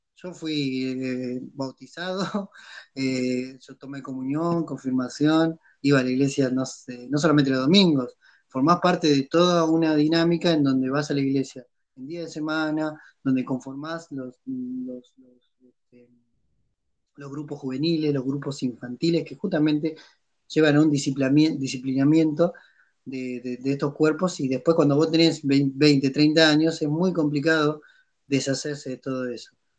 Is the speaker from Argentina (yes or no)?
yes; San Antonio de los Cobres, Salta, Argentina; venite a mi pueblo y fíjate cómo la, a San Antonio de Cobres